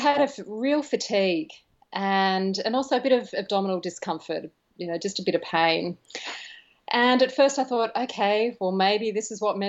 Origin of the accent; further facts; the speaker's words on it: Yarra Valley, near Melbourne, Victoria, Australia; So I was born actually in Melbourne in Australia, and grew up near a place called the Yarra Valley.